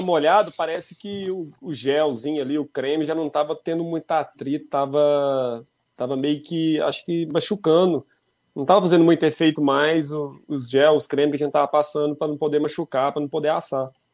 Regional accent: Tupaciguara, Minas Gerais, Brazil

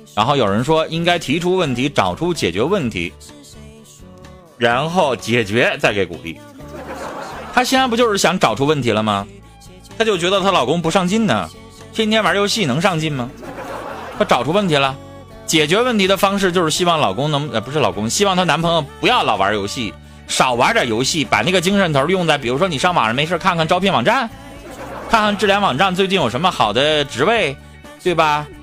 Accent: Harbin, Heilongjiang, China; 我们哈尔滨人

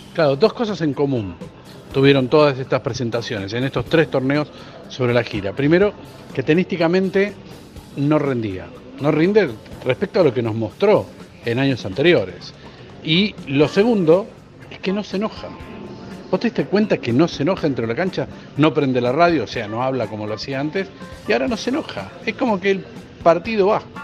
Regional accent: Argentina; Nosotros como únicos argentinos

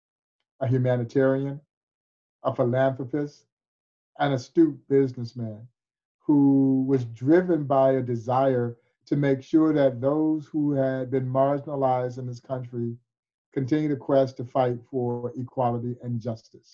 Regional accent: Crawfordville, Georgia, United States; as a kid growing up in Crawfordville, Georgia, just east of Atlanta

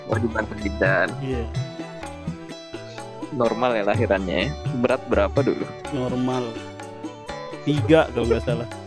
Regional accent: Bayan, West Nusa Tenggara, Indonesia; born there; saya lahir di Bayan Lombok Barat dulu ya namanya sebelum ganti Lombok Utara

